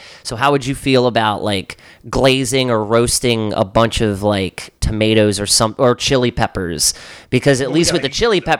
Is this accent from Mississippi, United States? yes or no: no; Baltimore, Maryland, United States; growing up in Highland Town